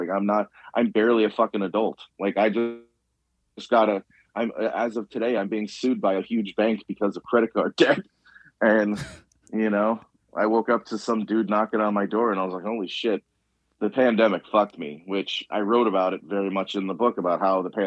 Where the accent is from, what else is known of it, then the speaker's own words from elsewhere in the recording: Chicago, Illinois, United States; I'm from the South Side of Chicago.